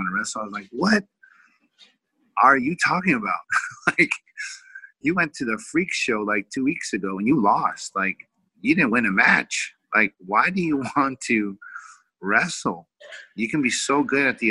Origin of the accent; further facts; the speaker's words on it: Vallejo, California, United States; moved away as an adult; also born or lived in Oklahoma; now in Orange County, United States; we moved to California back close to my hometown, which is Vallejo